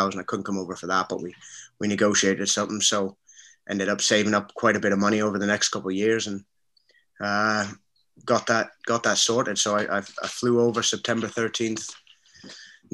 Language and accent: English; Brampton, Ontario, Canada; also born or lived in Scotland; I grew up in Brampton, which is about 40 minutes from Toronto